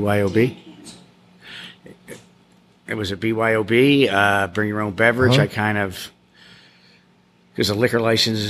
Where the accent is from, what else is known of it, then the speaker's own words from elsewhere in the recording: Philadelphia, Pennsylvania, United States; moved away as an adult; now in Key West, United States; I was born in Philadelphia, okay. Pennsylvania.